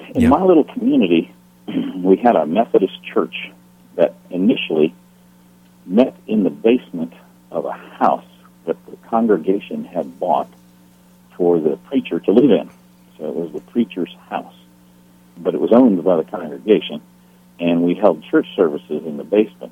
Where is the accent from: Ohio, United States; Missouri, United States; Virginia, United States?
Virginia, United States; Loudoun County, northern; moved away; I was born in Virginia, and I grew up in northern Virginia, about 25 miles due west of Washington, D.C., in Loudoun County